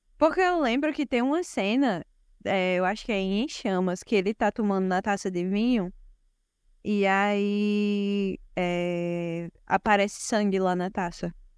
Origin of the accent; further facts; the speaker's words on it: Brazil; Sou brasileira também